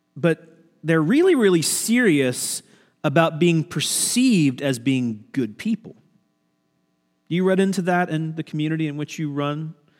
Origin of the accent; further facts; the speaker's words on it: Midwest, United States; moved away as an adult; also born or lived in the South; now in Ohio, United States; I grew up in the Midwest